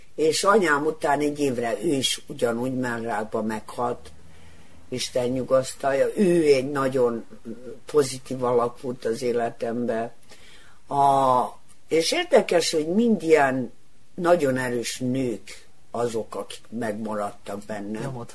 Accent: Kikinda, Vojvodina, Serbia; Kicsindán születtem

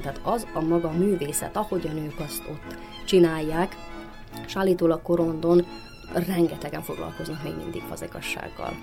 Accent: Banat, Vojvodina, Serbia; én a Bánátban nőttem föl

